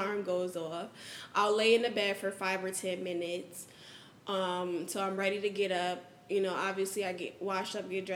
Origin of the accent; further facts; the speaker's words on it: New Haven, Connecticut, United States; now in Houston, United States; I'm from New Haven, Connecticut.